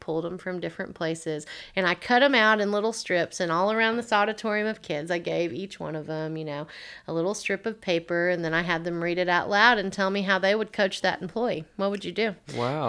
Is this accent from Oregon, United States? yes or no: no; Waverly, Tennessee, United States; also born or lived in Clarksville, Tennessee / Nashville, Tennessee; now in Dickson, United States; originally, I'm from Waverly, Tennessee, so not too far from here at all. I lived there my entire life until it was time to go to college